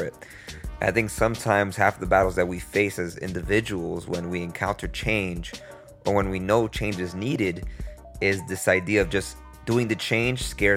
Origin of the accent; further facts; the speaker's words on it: New York, United States; I'm from New York